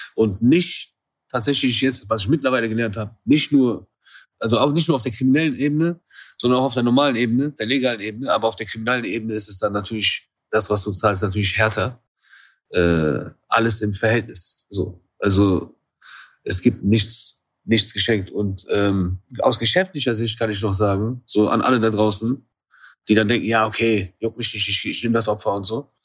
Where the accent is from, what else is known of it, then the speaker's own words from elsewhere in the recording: Iran; aus meiner Kultur, da wo ich herkomme